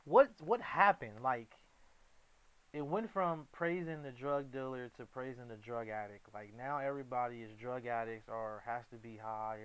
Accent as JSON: {"language": "English", "town": "Compton", "region": "California", "country": "United States", "said": "I know Compton. I'm from Compton, so I know it's different from LA, but it's similar in the same."}